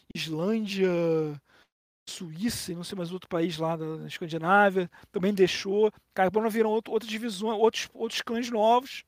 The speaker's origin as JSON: {"language": "Portuguese", "country": "Brazil", "said": "Eu que sou um brasileiro"}